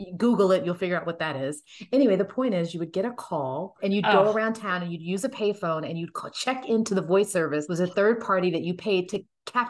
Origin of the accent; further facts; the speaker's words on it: Texas, United States; I have brown eyes and I'm 5'5" and I was born in Texas.